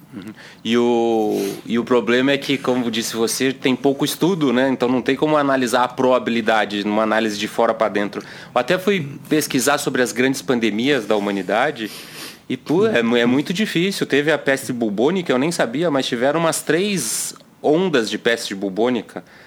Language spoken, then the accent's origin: Portuguese; Brazil